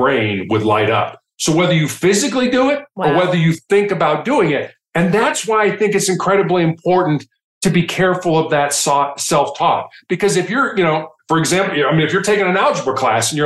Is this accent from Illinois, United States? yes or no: yes; Chicago, Illinois, United States; growing up in Chicago